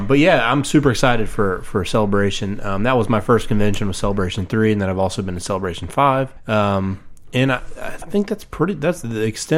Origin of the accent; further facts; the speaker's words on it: Northern Kentucky, United States; I'm actually from Northern Kentucky